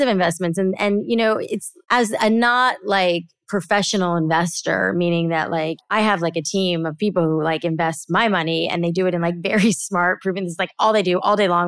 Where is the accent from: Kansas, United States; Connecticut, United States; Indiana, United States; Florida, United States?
Florida, United States; South; I grew up in South Florida